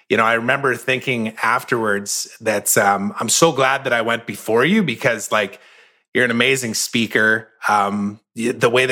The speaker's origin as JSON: {"language": "English", "town": "Saskatoon", "region": "Saskatchewan", "country": "Canada", "tie": "born or raised there", "said": "in Saskatoon, Saskatchewan, which is my hometown"}